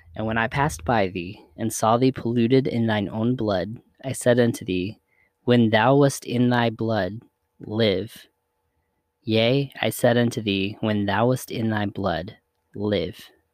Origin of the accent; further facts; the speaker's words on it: the South, United States; We grew up in the South